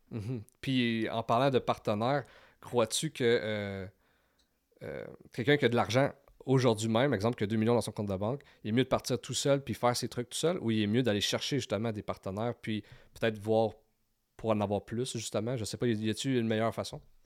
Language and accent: French; Val-d'Or, Quebec, Canada; now in Gatineau, Canada; on vient de Val d'Or